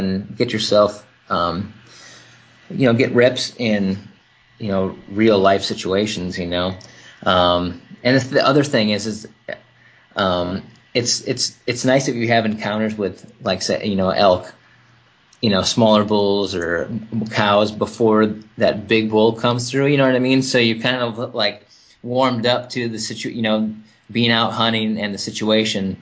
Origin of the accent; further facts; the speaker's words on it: Wisconsin, United States; moved away; I grew up in Wisconsin